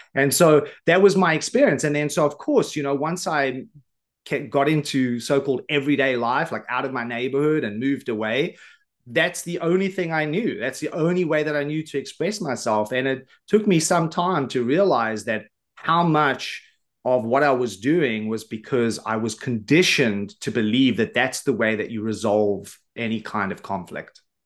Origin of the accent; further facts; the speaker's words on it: Johannesburg, Gauteng, South Africa; I grew up in South Africa on the south side of Johannesburg in government housing